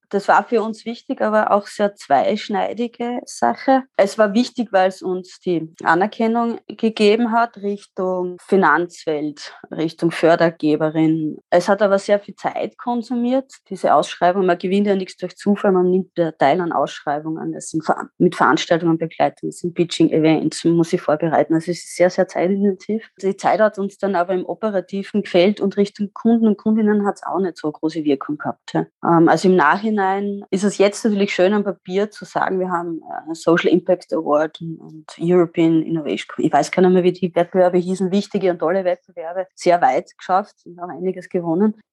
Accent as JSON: {"language": "German", "region": "Styria", "country": "Austria", "tie": "born or raised there", "said": "Ich bin am Bauernhof aufgewachsen in der Südsteiermark mit Äpfel, Landwirtschaft und habe dann die Technik für mich entdeckt"}